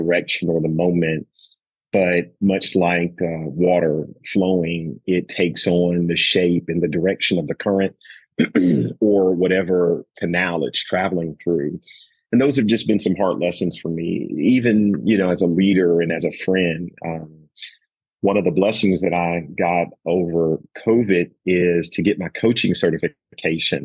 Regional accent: the South, Southern United States, United States; I'm from the South as well

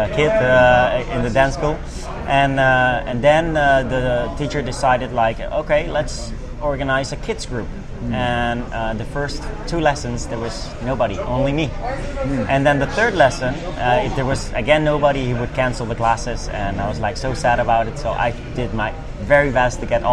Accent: Netherlands; also born or lived in Spain; I'm from the Netherlands

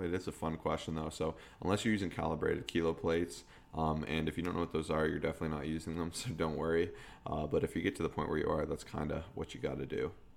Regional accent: Canada; we're Canadian

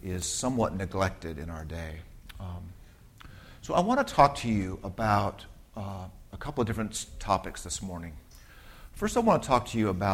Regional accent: Southern California, United States; growing up, I was a Southern California suburban kid

